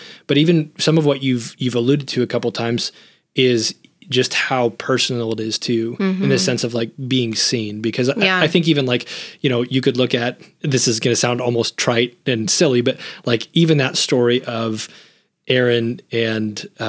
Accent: United States; I grew up at the church, mm-hmm. and I grew up in America.

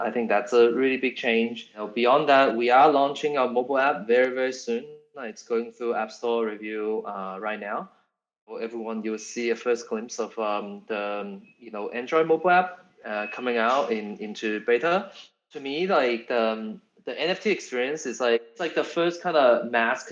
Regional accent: Australia; we are all from Australia

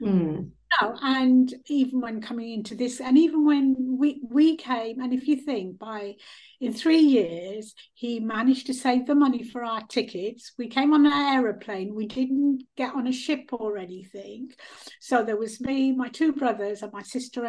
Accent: India; now in United Kingdom; I was born in India

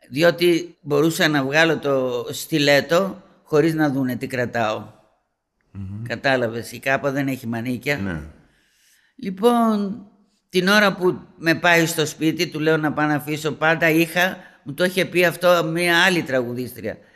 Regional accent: Greece; moved away; εγώ έφυγα από την Ελλάδα Παρθένα και είμαι Παρθένα.

